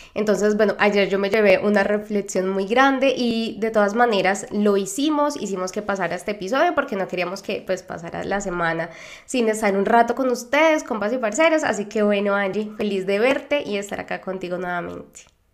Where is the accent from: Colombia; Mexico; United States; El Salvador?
Colombia; moved away; also born or lived in Argentina; de Colombia